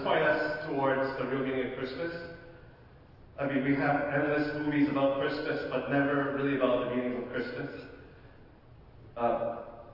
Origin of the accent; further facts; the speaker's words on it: Ottawa, Ontario, Canada; I come from Ottawa